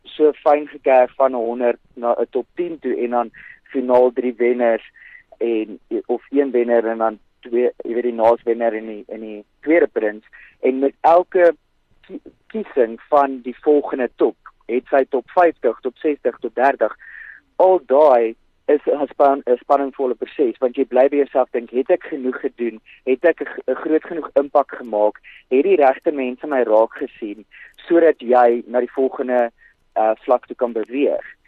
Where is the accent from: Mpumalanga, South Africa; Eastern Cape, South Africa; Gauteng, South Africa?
Gauteng, South Africa; Centurion; ek is ja van Centurion in Gauteng